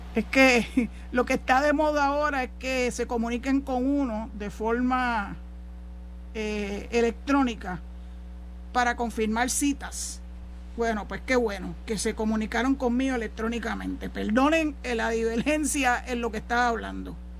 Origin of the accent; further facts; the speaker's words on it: San Juan, Puerto Rico; yo soy nacida y criada en San Juan, en Santurce, para ser más específica, cangrejera hasta la muerte